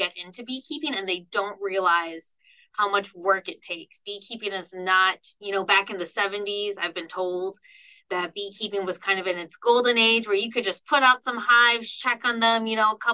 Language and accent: English; Ohio, United States; moved away as an adult; also born or lived in North Carolina; now in Nebraska, United States; I'm originally from Ohio